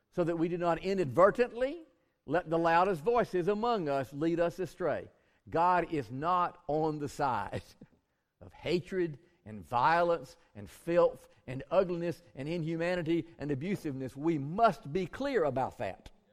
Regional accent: Bainbridge, Georgia, United States; I grew up in Bainbridge, George

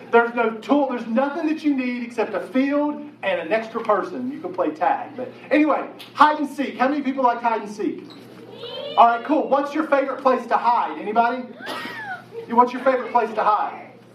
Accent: Chapmanville, West Virginia, United States; I grew up in Chapmanville, West Virginia, total population of 1,432

